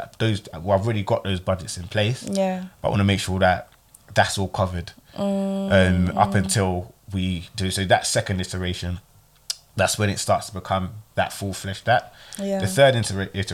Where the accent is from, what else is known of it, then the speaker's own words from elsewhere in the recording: Ghana; I'm Ghanaian